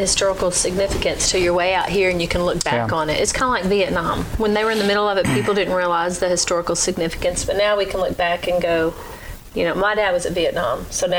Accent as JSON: {"language": "English", "region": "Arkansas", "country": "United States", "tie": "born or raised there", "moved": "yes", "lives_now": "Clarksville, United States", "said": "I grew up in Arkansas."}